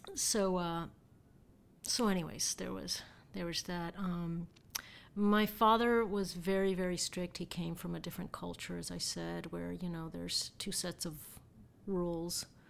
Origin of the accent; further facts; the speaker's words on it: Miami, Florida, United States; I was born and raised in Miami, and, um, my parents are, uh, Cuban.